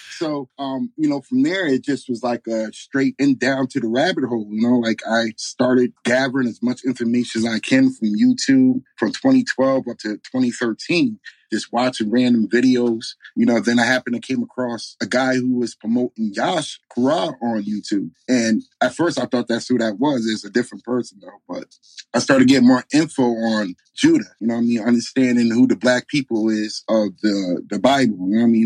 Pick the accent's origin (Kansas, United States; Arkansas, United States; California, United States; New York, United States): New York, United States; moved away as an adult; also born or lived in Bronx, New York / Delaware; now in Arizona, United States; I grew up in uh, New York, between the Bronx and upstate Catskill Mountains. Um, born and raised up upstate New York from, I'm going to say up to 18, 19